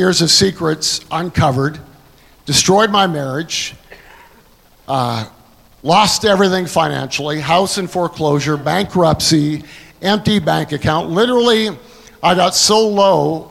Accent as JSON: {"language": "English", "country": "Canada", "moved": "yes", "lives_now": "United States", "said": "I'm a Canadian. I came to America in 1984"}